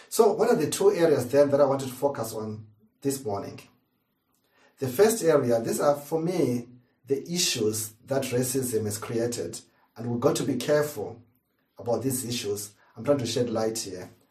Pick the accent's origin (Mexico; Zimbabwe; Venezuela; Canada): Zimbabwe; now in United Kingdom; As a kid, growing up in Zimbabwe